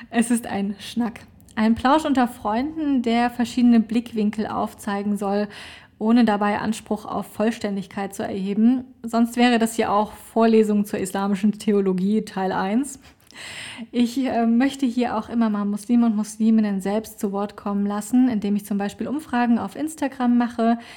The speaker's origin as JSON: {"language": "German", "town": "Dresden", "region": "Saxony", "country": "Germany", "said": "bin gebürtige Deutsche, komme ursprünglich aus Dresden"}